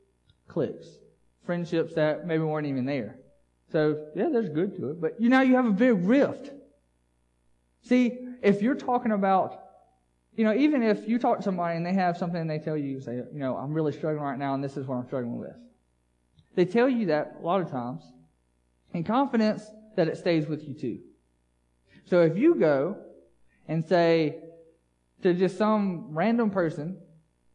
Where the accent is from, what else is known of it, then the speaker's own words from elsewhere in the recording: United States; As an American culture